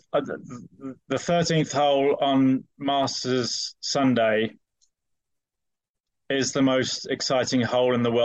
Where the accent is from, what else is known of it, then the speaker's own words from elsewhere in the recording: United Kingdom; moved away as an adult; now in United States; I'm British, but I've been in the States for 20 years